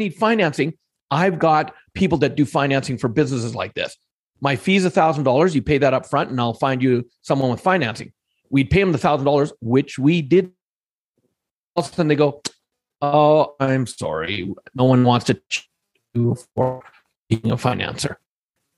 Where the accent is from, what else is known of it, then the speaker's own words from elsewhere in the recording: Alberta, Canada; growing up here where I grew up in Alberta for most of my life